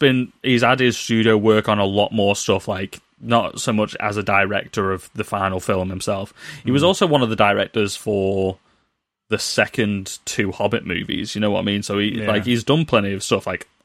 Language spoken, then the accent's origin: English; United Kingdom; Why are we doing bad British accents when we are British?